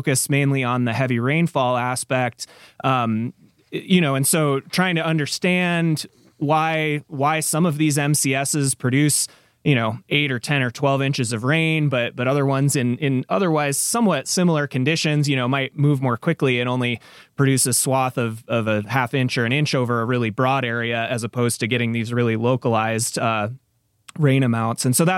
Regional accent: Minnesota, United States; Yeah, so I grew up in Minnesota

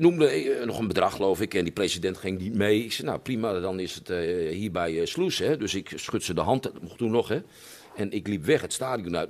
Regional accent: Groningen, Netherlands; wij Groningers

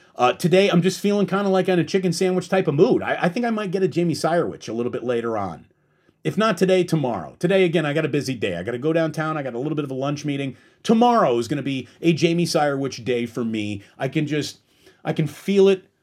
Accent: United States; I'm like an American-born sports fan

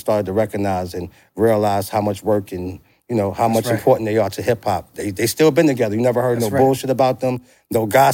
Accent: New York City, New York, United States; also born or lived in Yonkers / New Jersey; I grew up on St. James, which is right around the corner from PS 11

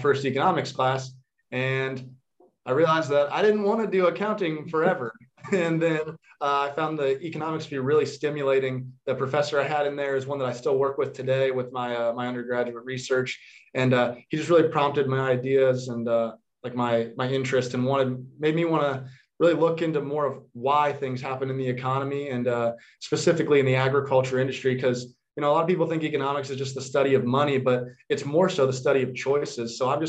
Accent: about an hour north of Purdue, Indiana, United States; I grew up, about an hour north of here on a small farm

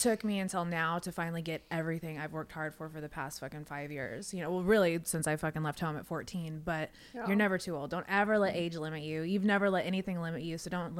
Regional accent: Houston, Texas, United States; I'm from Houston, so.

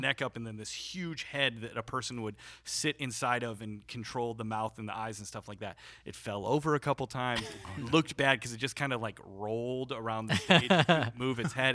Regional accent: Chicago, Illinois, United States; also born or lived in Peoria, Illinois; i'm originally from chicago suburbs of chicago

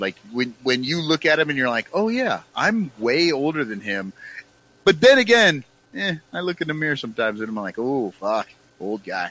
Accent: Iowa, United States; I grew up in Iowa, and uh, I was already wearing flannels and work boots

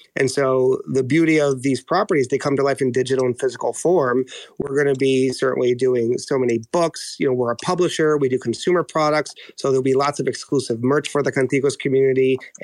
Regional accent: New York, United States; I'm Dominican, born and raised in New York, but all my family is still in Santo Domingo

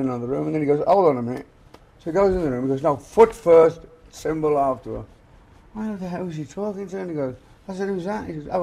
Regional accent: England, United Kingdom; moved away as an adult; we came from England

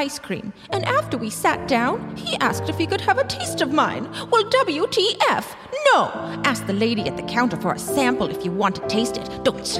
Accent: Canada; I'm Canadian, and we don't really have them here.

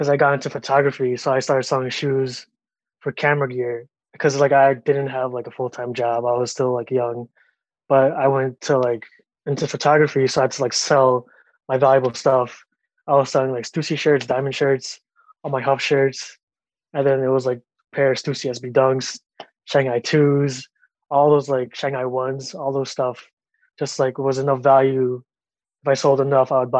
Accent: Long Island, New York, United States; Growing up, I was raised in Long Island

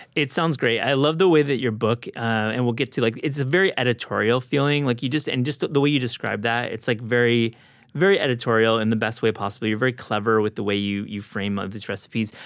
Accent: West Michigan, United States; now in New York, United States; I grew up in West Michigan or the Midwest

